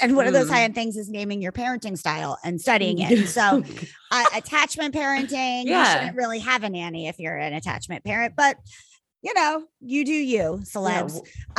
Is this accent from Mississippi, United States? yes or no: no; New Jersey, United States; I am from New Jersey